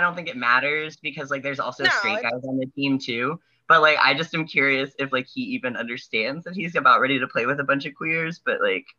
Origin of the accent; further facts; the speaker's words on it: Northeastern Kansas, United States; you could get a drawl out of me, like a Western Kansas sort of drawl, which is crazy because I'm from Northeastern Kansas.